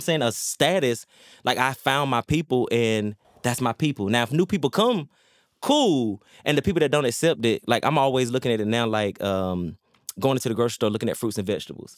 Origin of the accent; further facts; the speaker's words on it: Laurinburg, North Carolina, United States; Laurinburg, North Carolina